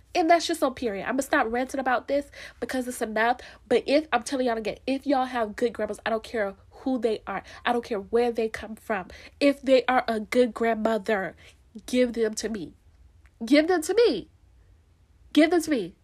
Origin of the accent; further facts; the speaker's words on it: Florida, United States; I'm from Florida, we're not that southern, but at the same time, we southern enough